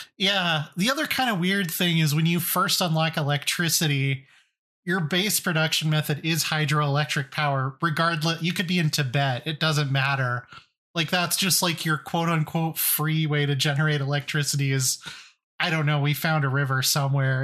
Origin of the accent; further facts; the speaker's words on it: Colorado, United States; I'm from Colorado